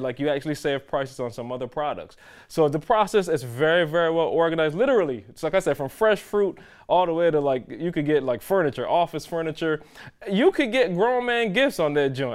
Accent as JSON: {"language": "English", "country": "Barbados", "tie": "born or raised there", "moved": "yes", "said": "growing up in Barbados, my grandmother had a tree in the yard"}